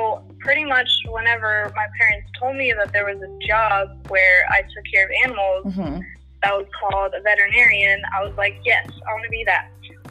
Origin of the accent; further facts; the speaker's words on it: McKinney, Texas, United States; I'm from McKinney, Texas